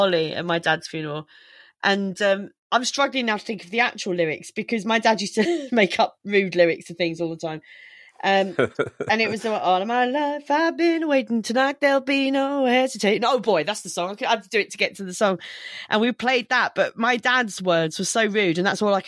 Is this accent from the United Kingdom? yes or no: yes; United Kingdom; as a British person